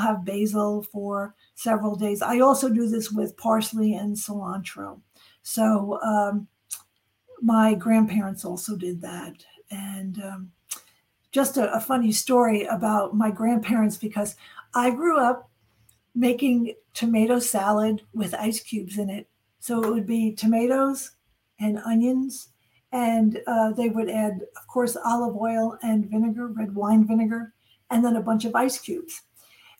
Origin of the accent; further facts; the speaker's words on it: New York, United States; I'm from New York because New Yorkers say online, not in line